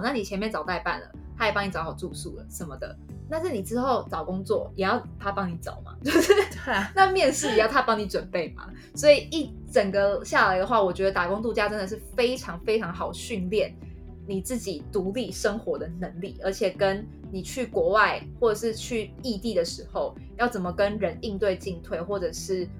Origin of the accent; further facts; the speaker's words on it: Taiwan; 身为台湾人非常 proud